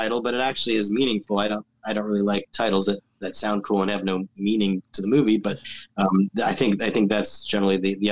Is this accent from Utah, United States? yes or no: no; California, United States; I'm from California